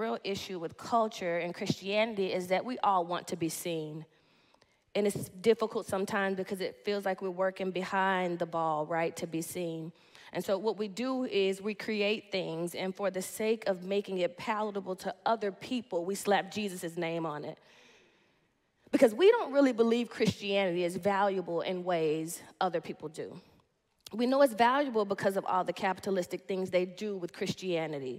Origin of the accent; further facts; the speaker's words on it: Dallas, Texas, United States; I'm from Dallas, Texas